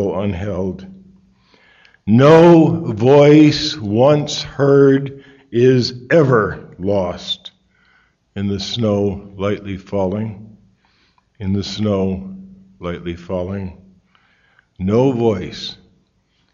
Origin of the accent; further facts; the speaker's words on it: Connecticut, United States; I'm from Connecticut